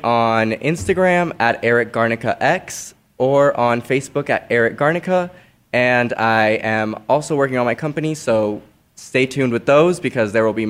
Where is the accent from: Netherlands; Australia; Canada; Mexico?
Mexico; now in Phoenix, United States; I was born in Mexico